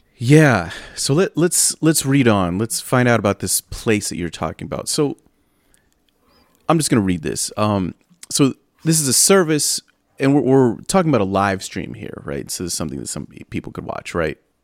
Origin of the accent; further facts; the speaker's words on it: San Bernardino, California, United States; all of these places are right next to where I grew up